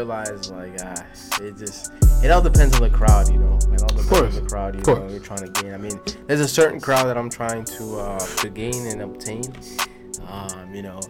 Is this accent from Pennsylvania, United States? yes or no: no; Coral Springs, Florida, United States; I grew up in Coral Springs, and I remember one time I was walking home from, I think it was middle school